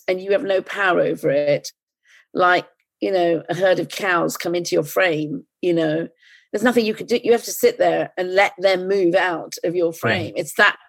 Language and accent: English; United Kingdom; I'm British